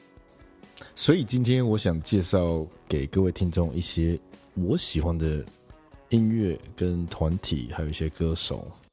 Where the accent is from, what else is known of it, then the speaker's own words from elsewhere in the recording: Kaohsiung, Taiwan; 其实我也是高雄人